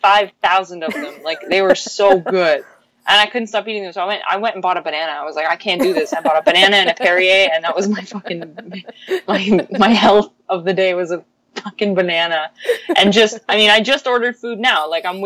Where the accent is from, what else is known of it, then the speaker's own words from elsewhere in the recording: Windsor, Ontario, Canada; moved away as an adult; now in Toronto, Canada; growing up in Windsor and just being near Detroit